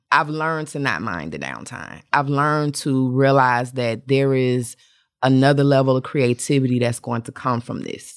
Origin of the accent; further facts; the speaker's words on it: Atlanta, Georgia, United States; I'm from Atlanta